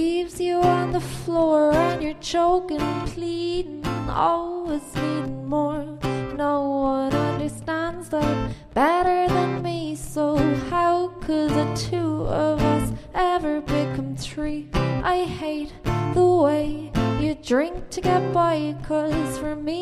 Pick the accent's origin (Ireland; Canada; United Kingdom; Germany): Ireland; Cork, Munster; I'm from Cork, singer-songwriter from Cork